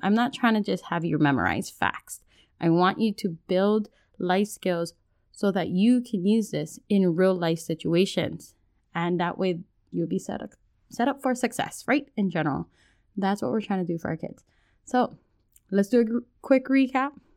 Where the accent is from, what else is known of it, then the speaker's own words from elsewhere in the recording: Hawaii, United States; now in mainland United States; as a Hawaiian, moving from Hawaii to the mainland